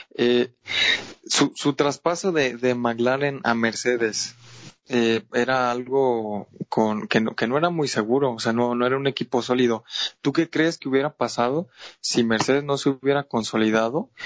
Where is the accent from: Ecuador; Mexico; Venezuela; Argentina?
Mexico; soy mexicano